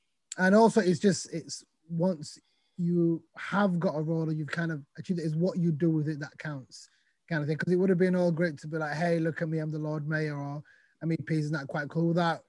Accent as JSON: {"language": "English", "town": "Sheffield", "region": "Yorkshire and the Humber", "country": "United Kingdom", "tie": "born or raised there", "also_born_or_lived": "Somalia", "said": "I was born in Somalia, came to Sheffield when I was 5 years with my family, moved to Burngreave, and we came as refugees in 1994. And grew up in Sheffield, went to school in Sheffield"}